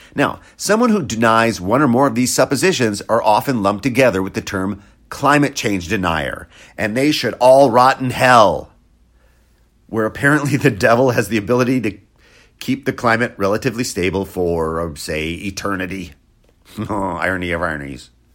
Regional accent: Wisconsin, United States; I grew up in Wisconsin

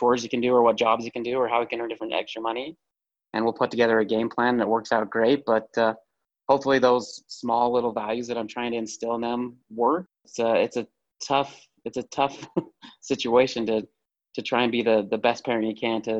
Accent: Utah, United States; I'm from Utah.

